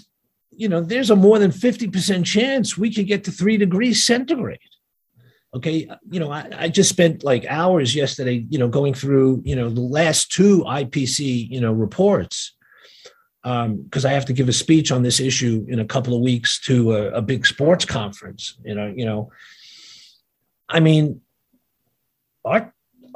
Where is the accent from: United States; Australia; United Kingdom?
United States; New York City, New York; first language Yiddish; English is a second language; I grew up in Brooklyn in a neighborhood where, you know, everybody could hang out